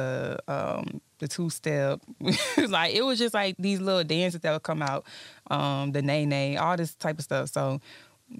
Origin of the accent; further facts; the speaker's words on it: Atlanta, Georgia, United States; also born or lived in Texas / Mississippi / Louisiana; I ended up getting sent to live with my grandma in Atlanta, mm-hmm. and that was when I was about like 4 years old.